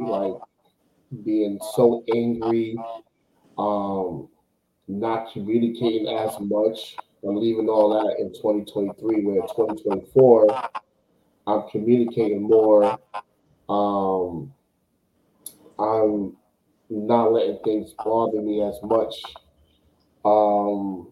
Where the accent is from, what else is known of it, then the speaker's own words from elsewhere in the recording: New York, United States; I'm from New York.